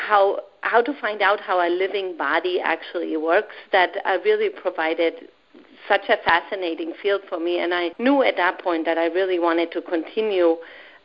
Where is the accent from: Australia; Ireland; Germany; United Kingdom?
Germany; now in United States; I grew up with my grandparents in Germany